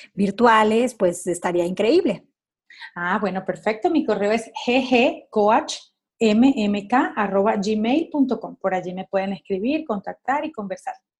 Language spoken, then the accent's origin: Spanish; Caracas, Capital District, Venezuela; yo soy caraqueña